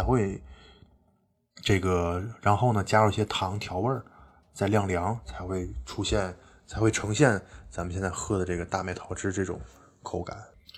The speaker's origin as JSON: {"language": "Chinese", "region": "Tianjin", "country": "China", "also_born_or_lived": "Beijing", "said": "像我们天津这边吃螃蟹嗯都要沾一些醋"}